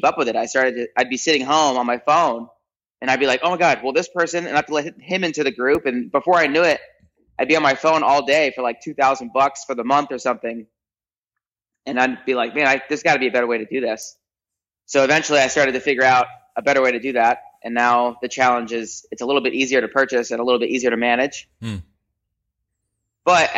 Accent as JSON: {"language": "English", "town": "Toms River", "region": "New Jersey", "country": "United States", "tie": "born or raised there", "also_born_or_lived": "Park City, Utah / Salt Lake City, Utah", "moved": "yes", "lives_now": "Orange County, United States", "said": "childhood, I lived in Toms River, New Jersey. It's a little beach town, central part of New Jersey, all the way in the East Coast"}